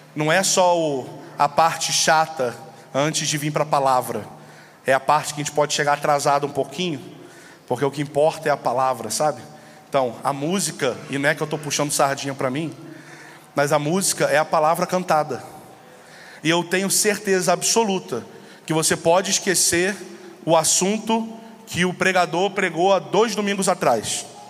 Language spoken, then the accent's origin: Portuguese; São Gonçalo, Rio de Janeiro, Brazil; eu sou lá do Rio de Janeiro, uma cidade chamada São Gonçalo